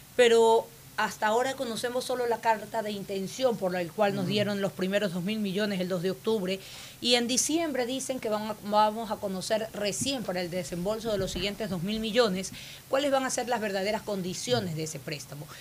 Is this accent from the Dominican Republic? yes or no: no; Ecuador; Soy una ecuatoriana que sabe trabajar